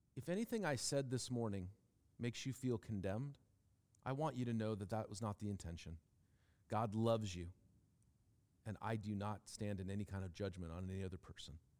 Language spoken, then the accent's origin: English; Seattle, Washington, United States; growing up in Seattle, where and when I did